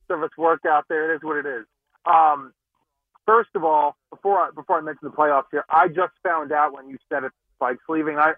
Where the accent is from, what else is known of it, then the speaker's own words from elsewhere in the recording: Philadelphia, Pennsylvania, United States; I'm from Philly.